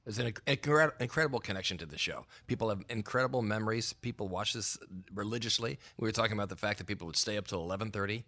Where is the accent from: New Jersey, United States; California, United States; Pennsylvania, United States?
Pennsylvania, United States; Philadelphia; I grew up in Philadelphia